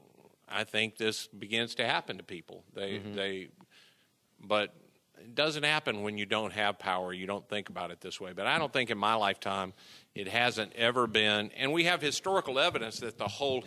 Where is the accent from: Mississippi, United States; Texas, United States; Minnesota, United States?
Mississippi, United States; I grew up in Mississippi, so I'm Southern through and through.